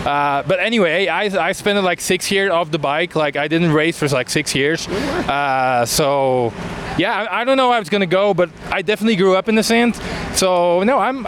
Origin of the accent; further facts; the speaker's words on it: Belgium; moved away; I'm actually from Belgium, where, like, I would say the center of motocross in Europe.